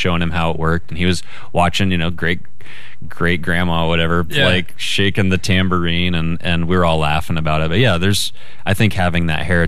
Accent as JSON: {"language": "English", "region": "Idaho", "country": "United States", "said": "I'm from Idaho"}